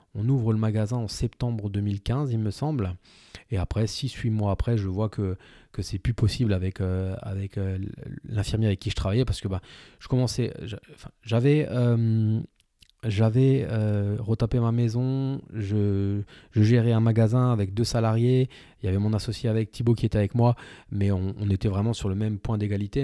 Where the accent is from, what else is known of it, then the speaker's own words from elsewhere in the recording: village 30 minutes from Saverne, Grand Est, France; dans mon village, dont, là où j'ai grandi, là où je suis originaire